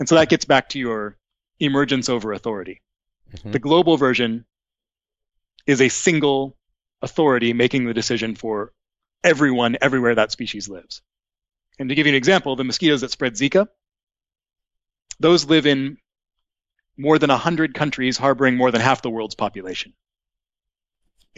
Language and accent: English; United States; also born or lived in Seattle, Washington / Portland, Oregon; now in Massachusetts, United States; So I'm from the West Coast. I grew up in Seattle and Portland.